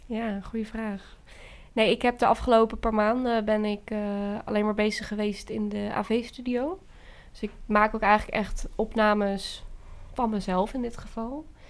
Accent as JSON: {"language": "Dutch", "town": "Veenendaal", "region": "Utrecht", "country": "Netherlands", "said": "ik ben 21 eh, jaar en ik kom uit Venendaal"}